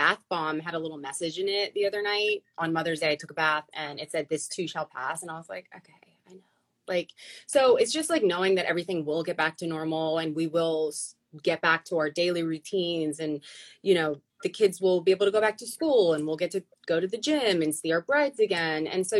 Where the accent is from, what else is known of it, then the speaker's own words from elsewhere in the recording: New York, United States; born there; Yeah. So I was born in New York.